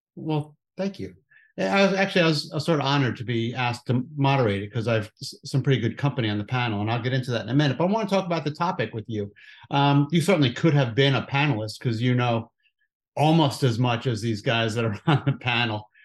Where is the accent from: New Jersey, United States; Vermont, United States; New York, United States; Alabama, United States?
New Jersey, United States; I don't have an accent because I'm from New Jersey